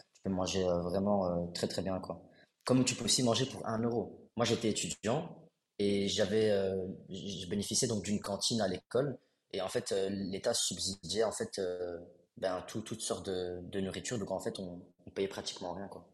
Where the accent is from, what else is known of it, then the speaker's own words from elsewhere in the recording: Brussels, Brussels-Capital Region, Belgium; also born or lived in Kuala Lumpur; je viens de Bruxelles